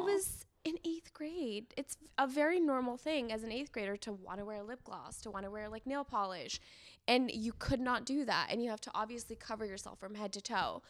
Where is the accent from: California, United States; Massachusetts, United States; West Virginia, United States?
California, United States; San Diego; also born or lived in Iran; I grew up in San Diego